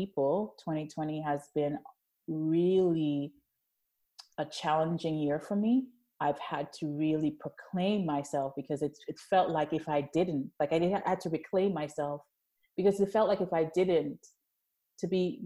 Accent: New York City, New York, United States; also born or lived in Jamaica; I'm from Jamaica originally, was born there, raised mostly in Brooklyn

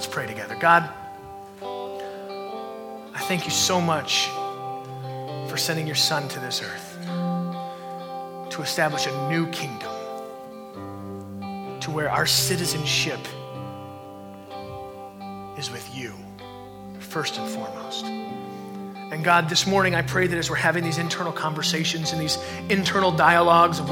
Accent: United States; We are a Christ follower before we are even an American

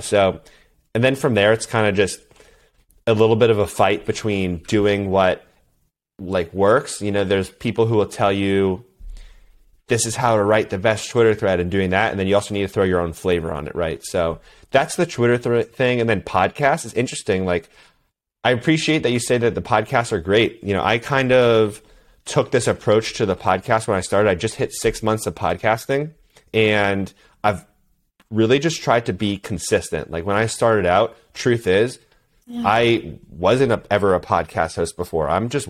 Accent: East Coast, United States; I did summer swim team, you know, growing up, and I grew up on the East Coast.

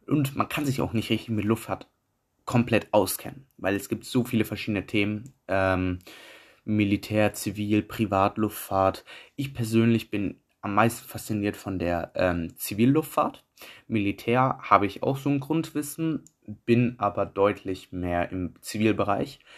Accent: Düsseldorf, North Rhine-Westphalia, Germany; Ich komme aus Düsseldorf

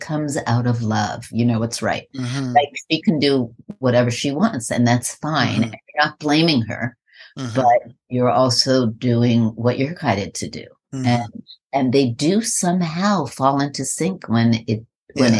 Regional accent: New York, United States; I'm from New York

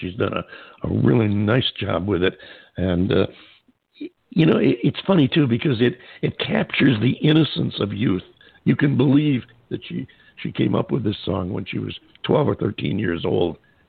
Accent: upstate New York, United States; moved away; when I was a kid in upstate New York

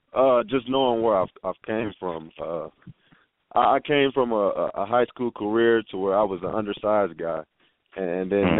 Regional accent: Humble, Texas, United States; also born or lived in San Angelo, Texas; I come from Humble, Texas, which is north of Houston

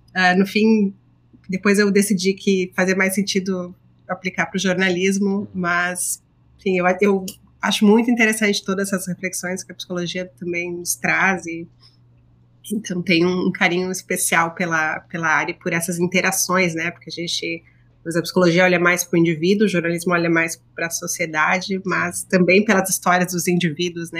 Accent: Rio Grande do Sul, Brazil; moved away as an adult; now in New York, United States; Eu sou gaúcha

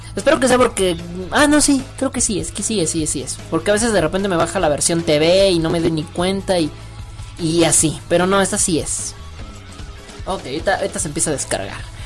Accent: Mexico; also born or lived in Mexico City; soy mexicano

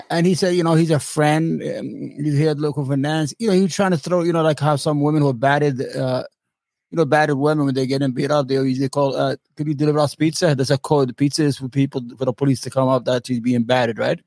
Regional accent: New York City, New York, United States; I'm from Brooklyn.

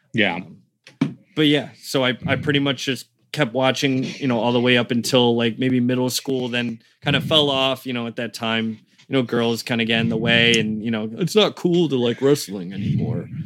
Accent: Connecticut, United States; born or raised there; also born or lived in Caringbah, Sydney, Australia / Rhode Island

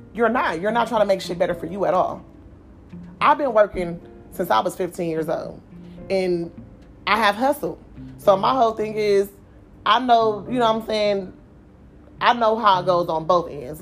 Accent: Oakland, California, United States; I'm from Oakland

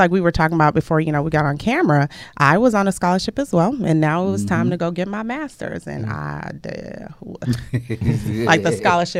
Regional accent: Lagos, Nigeria; moved away; I'm from Lagos, Nigeria.

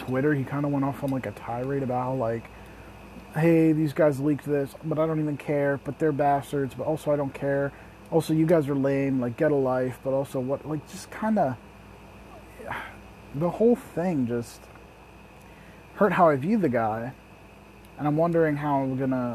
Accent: Lancaster, Pennsylvania, United States; I'm from Lancaster City in Lancaster County, Pennsylvania

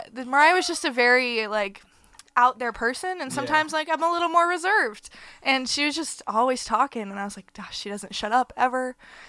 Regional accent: Dallas, Texas, United States; moved away as an adult; also born or lived in Laguna Beach, California; now in Iowa, United States; And I'm from Dallas, Texas.

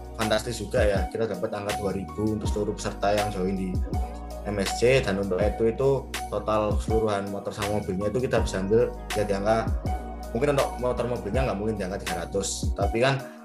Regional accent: Surabaya, East Java, Indonesia; aku ya sebagai anak Surabaya

